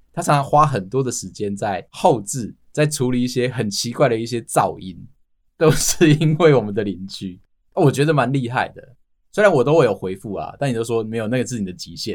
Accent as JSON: {"language": "Chinese", "region": "Taipei", "country": "Taiwan", "said": "身为我们台北人哦，我们对于葱油饼这件事情，可能就只有那一两家"}